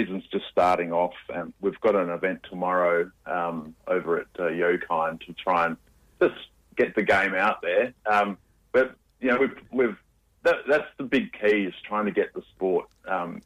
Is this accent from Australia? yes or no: yes; Western Australia, Australia; accent: ocker; I'm very Australian